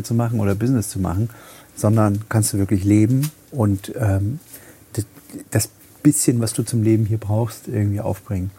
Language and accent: German; Halle, Saxony-Anhalt, Germany; also born or lived in Hamburg; now in Plau am See, Germany; ich in Halle geboren bin